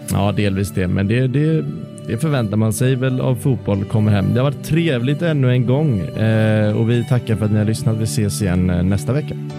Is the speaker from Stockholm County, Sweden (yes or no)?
no; Varberg, Halland County, Sweden; min hemma i Varberg